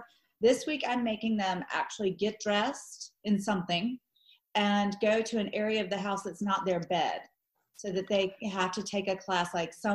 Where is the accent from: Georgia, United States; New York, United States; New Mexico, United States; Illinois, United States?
Georgia, United States; Augusta; moved away as an adult; I am from Augusta, Georgia. So I was raised in Augusta